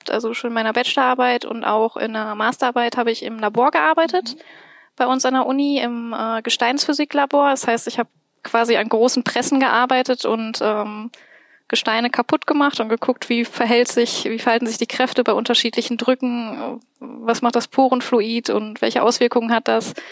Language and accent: German; Bochum, North Rhine-Westphalia, Germany; Ähm, ursprünglich komme ich aus Bochum